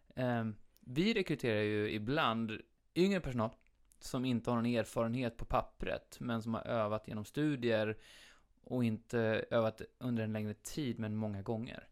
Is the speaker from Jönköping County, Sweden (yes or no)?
yes; Habo, Jönköping County, Sweden; Habo där jag växte upp